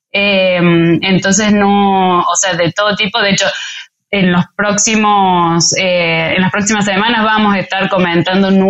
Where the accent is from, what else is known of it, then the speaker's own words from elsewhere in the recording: Mexico City, Mexico; Em, DF, históricamente, desde que soy chica, Ciudad de México tiene problemas con agua